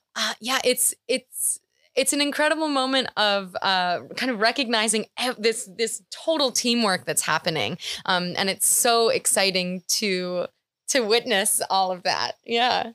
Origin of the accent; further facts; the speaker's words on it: New York City, New York, United States; I'm from New York City.